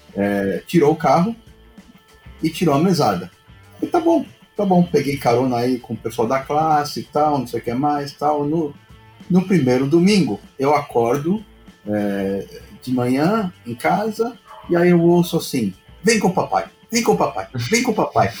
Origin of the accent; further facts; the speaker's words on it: São Paulo, Brazil; lá perto de onde, onde eu nasci, lá no Bom Retiro